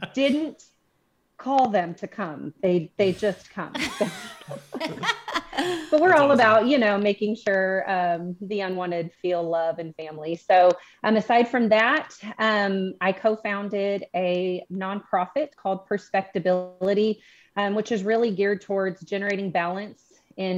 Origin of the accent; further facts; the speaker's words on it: Bentonville, Arkansas, United States; We are from Bentonville, Arkansas, which is very far from you guys